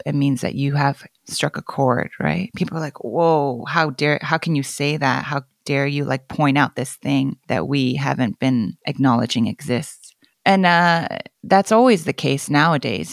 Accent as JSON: {"language": "English", "country": "Canada", "tie": "born or raised there", "first_language": "Korean", "second_language": "English", "said": "growing up in Canada"}